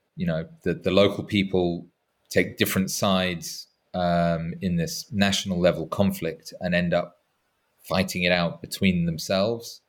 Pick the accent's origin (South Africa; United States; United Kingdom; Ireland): United Kingdom; England; as an Englishman